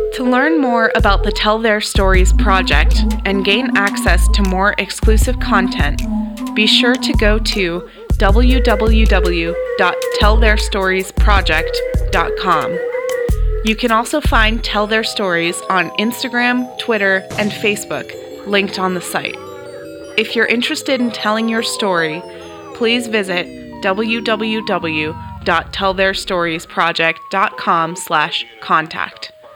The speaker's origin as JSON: {"language": "English", "region": "California", "country": "United States", "tie": "born or raised there", "also_born_or_lived": "Canada"}